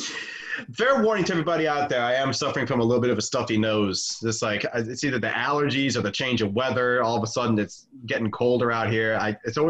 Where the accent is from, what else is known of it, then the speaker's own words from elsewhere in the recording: Michigan, United States; moved away; I'm from Michigan. We got a lot of lakes over there